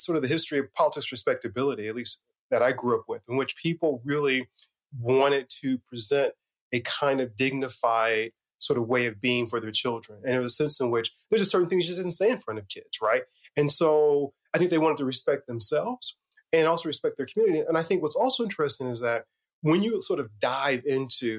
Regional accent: Northeast Indiana, United States; I grew up in Indiana, in a small rural town, Northeast Indiana.

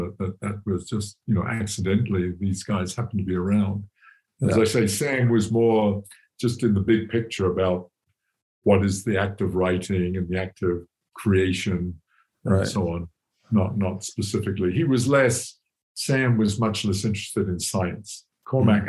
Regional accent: England, United Kingdom; moved away as an adult; now in United States; I grew up in England in a very classic, very, very disciplined, rigid education

